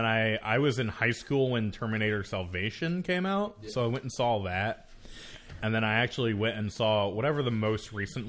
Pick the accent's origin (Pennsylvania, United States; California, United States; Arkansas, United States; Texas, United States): Texas, United States; Texan, did not forget the Alamo.